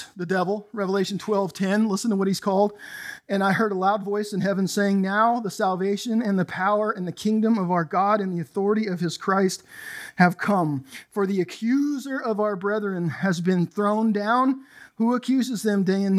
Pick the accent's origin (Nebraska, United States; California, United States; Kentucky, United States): California, United States; I grew up in Southern California in the 80s, and gangs were exploding.